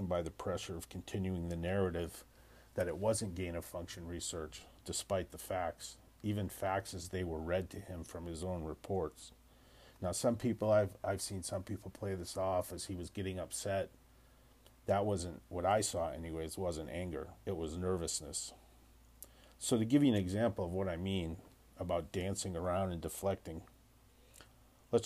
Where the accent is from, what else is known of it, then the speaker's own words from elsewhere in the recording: United States; as an American